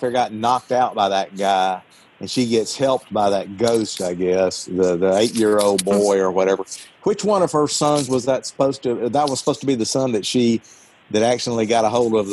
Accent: Mississippi, United States; I'm from Mississippi

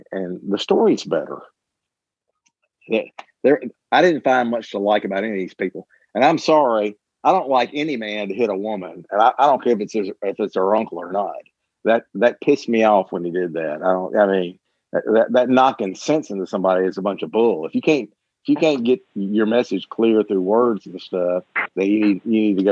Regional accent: Mississippi, United States; I grew up in Mississippi

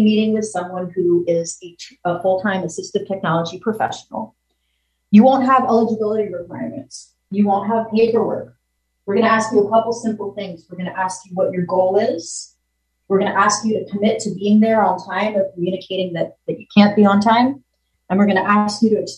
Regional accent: Virginia, United States; now in New York, United States; I was from Virginia

